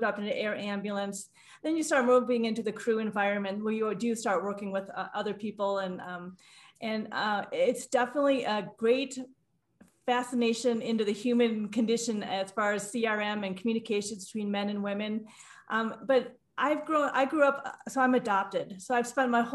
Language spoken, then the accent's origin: English; Midwest, United States; I grew up in the Midwest